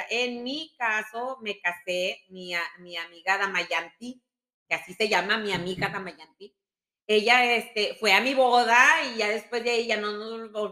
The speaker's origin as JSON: {"language": "Spanish", "country": "Mexico", "said": "de que nos vinimos de México, y en la iglesia, pues estaba Esther y estaba Marlene."}